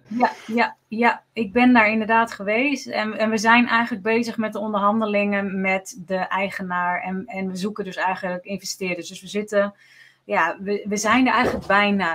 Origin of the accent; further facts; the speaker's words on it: Netherlands; wij zijn Nederlanders